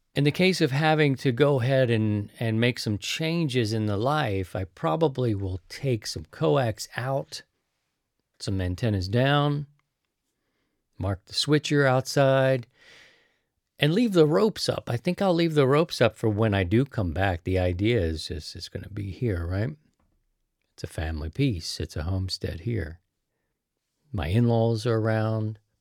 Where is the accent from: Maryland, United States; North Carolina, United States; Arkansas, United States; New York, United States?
Maryland, United States; Baltimore; also born or lived in Missouri; now in St. Louis, United States; I'm from Baltimore.